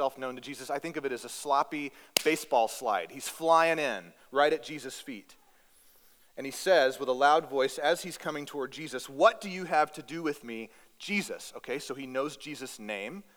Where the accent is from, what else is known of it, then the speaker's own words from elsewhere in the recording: Northeast Texas, United States; moved away as an adult; now in Alaska, United States; I grew up in Northeast Texas.